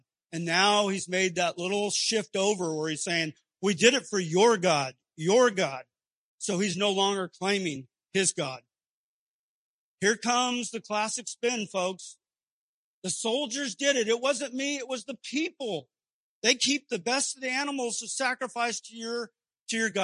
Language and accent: English; Southern California, United States; moved away as an adult; I grew up in Southern California, as did my wife, all of our parents, all our family, brothers and sisters there. I'd never lived anywhere else